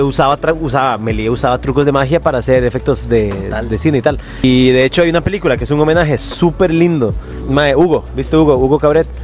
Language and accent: Spanish; Puriscal, San José, Costa Rica; Yo soy de Puriscal, soy hijo de, de somos cuatro hijos, mae.